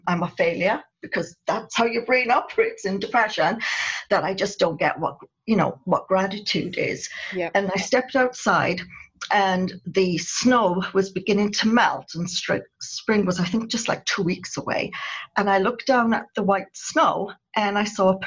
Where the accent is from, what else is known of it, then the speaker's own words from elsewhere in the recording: United Kingdom; moved away; I'm a Brit. And so we always have to look our best whenever we go out. That's something we were brought up to do as children